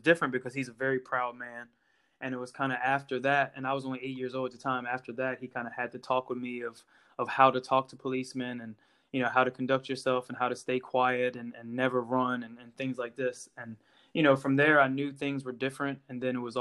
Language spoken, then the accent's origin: English; Virginia, United States; moved away as an adult; also born or lived in North Carolina; now in Ireland; I grew up in Virginia